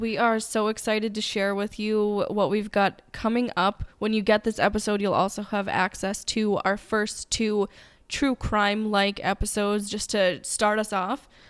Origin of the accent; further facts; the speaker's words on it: New England, United States; you will be able to learn very quickly that we are from New England because I will say wicked